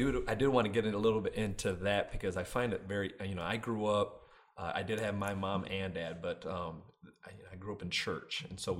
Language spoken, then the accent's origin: English; Grand Rapids, Michigan, United States; I'm born and raised Grand Rapids, Michigan, too.